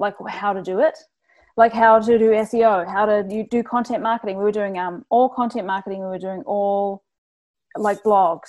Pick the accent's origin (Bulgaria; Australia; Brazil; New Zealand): New Zealand; now in Toronto, Canada; I'm not Canadian, I'm from New Zealand, but I'm here in Toronto running this agency.